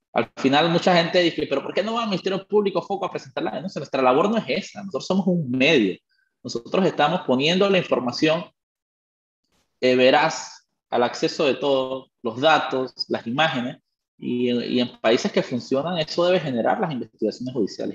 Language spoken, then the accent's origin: Spanish; Panama; soy panameño